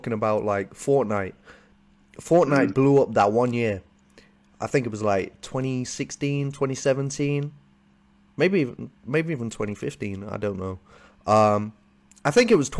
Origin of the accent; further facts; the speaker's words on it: United Kingdom; I'm from the UK. You can tell we got a bit of a different accent